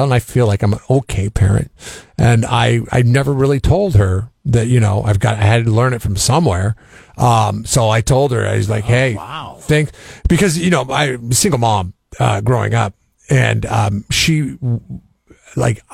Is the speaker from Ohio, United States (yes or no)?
no; Seattle, Washington, United States; I grew up in Seattle